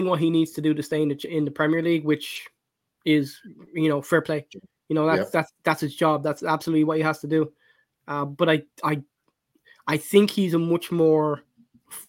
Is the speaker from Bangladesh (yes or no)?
no; Ireland; as an Irish man